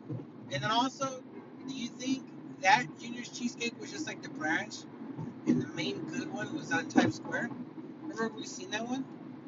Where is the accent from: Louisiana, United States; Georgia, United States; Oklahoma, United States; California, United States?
California, United States; like, you know, I grew up in California, like, all that, right?